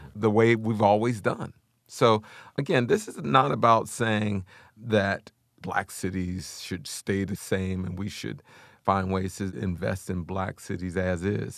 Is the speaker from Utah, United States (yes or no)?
no; Wilkinsburg, Pennsylvania, United States; I grew up in Wilkinsburg, Pennsylvania